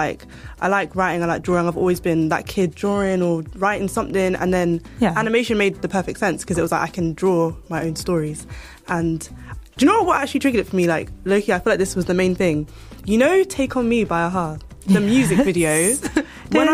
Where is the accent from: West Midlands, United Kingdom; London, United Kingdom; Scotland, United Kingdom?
London, United Kingdom; We love West. I'm from West. I work in Central.